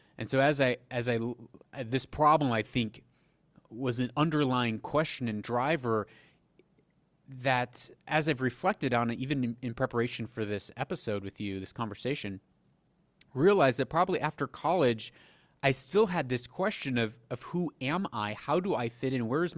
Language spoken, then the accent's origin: English; Haiti; also born or lived in Papua New Guinea; But I grew up in Haiti for a time, and then Papua New Guinea.